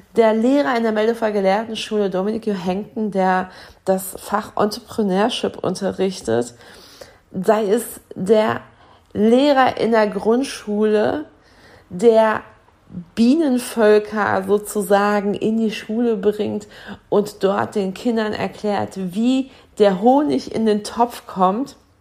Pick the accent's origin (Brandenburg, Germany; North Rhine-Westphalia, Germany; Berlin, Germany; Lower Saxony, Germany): North Rhine-Westphalia, Germany; Dortmund; moved away; also born or lived in Flensburg; in meiner alten Heimat in Dortmund